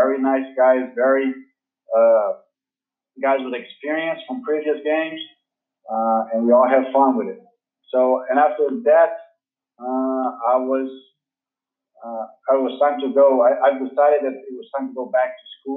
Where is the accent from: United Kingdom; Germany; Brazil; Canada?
Brazil; Rio de Janeiro; I'm from Brazil. I'm from Rio de Janeiro, Brazil.